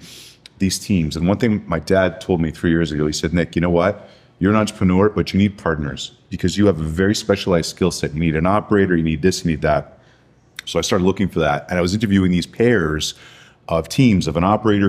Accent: Montreal, Quebec, Canada; moved away; I grew up in Montreal, Canada

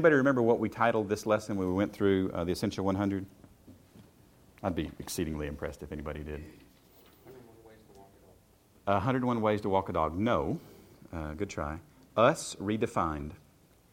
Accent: Shelbyville, Tennessee, United States; I grew up in Shelbyville, Tennessee

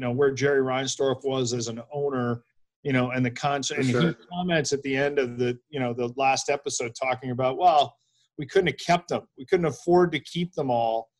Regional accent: Canada; we're all Canadian

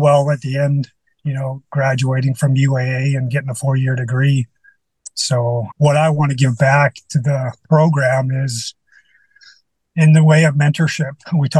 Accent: British Columbia, Canada; moved away as an adult; now in Anchorage, United States; But you know, I came from British Columbia.

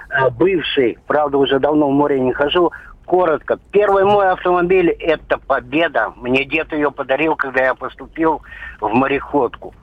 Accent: Urals, Russia; Я с Урала

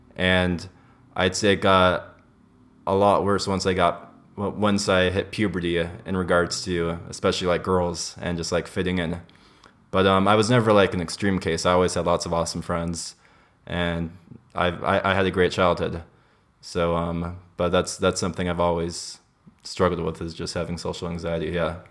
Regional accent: Los Angeles, California, United States; I grew up in, in L A. That's where I was born and raised

